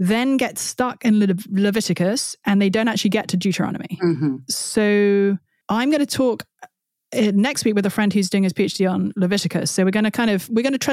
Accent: United Kingdom; moved away as an adult; now in United States; I'm a Brit

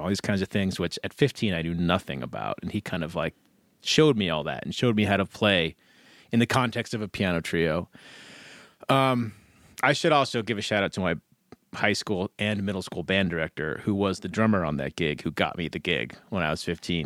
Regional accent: Ketchum, Idaho, United States; now in Boise, United States; I grew up in the Wood River Valley

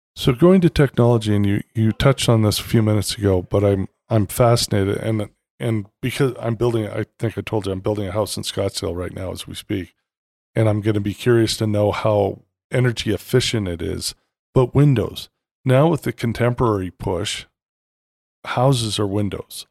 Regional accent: Canada; moved away; I'm also Canadian by birth

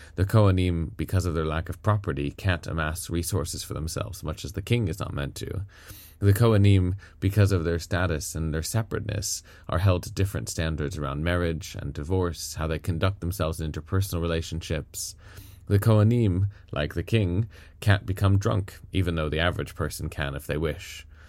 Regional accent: United States; now in United Kingdom; I'm an American by birth

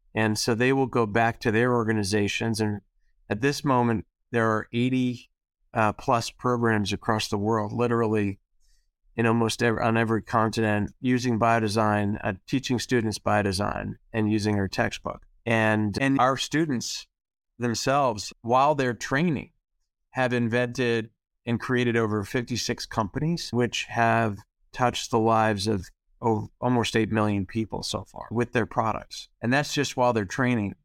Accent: East Coast, United States; I grew up on the East Coast

